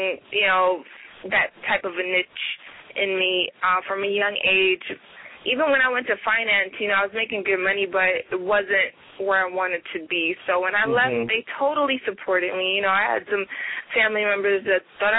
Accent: New York City, New York, United States; Originally, I'm from the North Bronx, New York

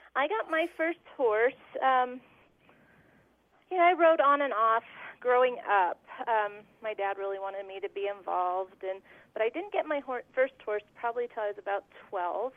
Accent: Woodland Park, Colorado, United States; I was raised in Colorado in a town called Woodland Park

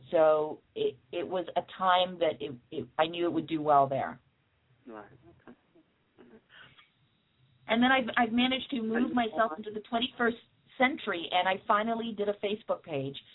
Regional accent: Canada; also born or lived in England; I was born in England, and um, my parents are Jamaican, but I'm I'm Canadian at heart because I I lived there from pretty much the age of 12 to 25.

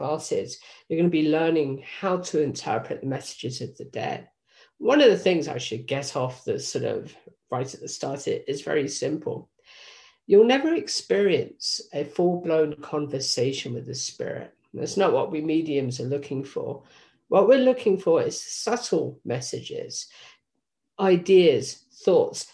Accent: England, United Kingdom; moved away; Originally, I was from England

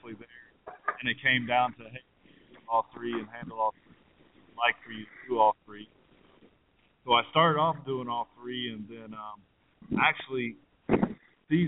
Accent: United States; me being an American

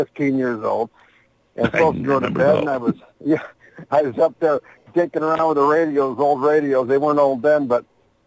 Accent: Zumbrota, Minnesota, United States; moved away as an adult; also born or lived in Austin, Texas / Phoenix, Arizona / Prescott, Arizona / Sedona, Arizona; I'm from Zumbrota, Minnesota, which is about 60 miles out of Minneapolis, a real small rural town.

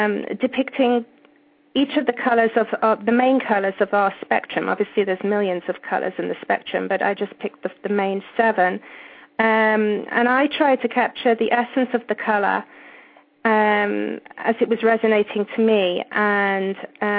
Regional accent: England, United Kingdom; accent: British; moved away; I grew up in England, as you probably can tell.

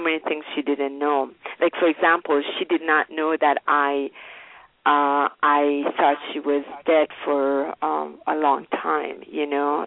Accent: Iran; moved away; I grew up in Iran

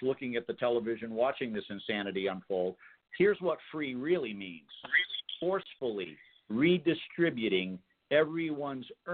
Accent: Massachusetts, United States; Massachusetts, which happens to be the state that I was born

